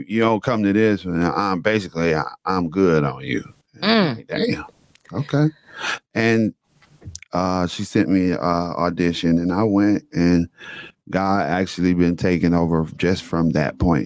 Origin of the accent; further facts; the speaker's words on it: Detroit, Michigan, United States; I was born and raised in Detroit